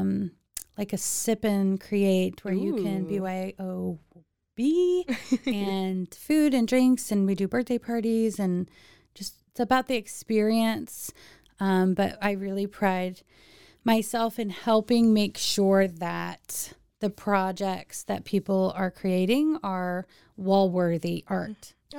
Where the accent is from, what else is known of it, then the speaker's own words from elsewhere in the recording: San Antonio, Texas, United States; moved away as an adult; now in Waco, United States; Born and raised in San Antonio, Texas